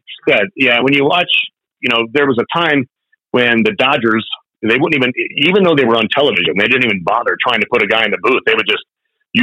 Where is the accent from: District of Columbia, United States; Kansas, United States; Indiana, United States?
Indiana, United States; Indianapolis; I was born and raised in Indianapolis